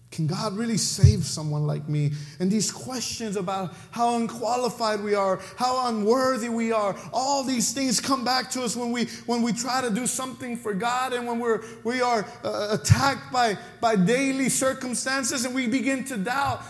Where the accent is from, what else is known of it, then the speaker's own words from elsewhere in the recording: Mexico; accent: Mexican; that's my Mexican accent coming out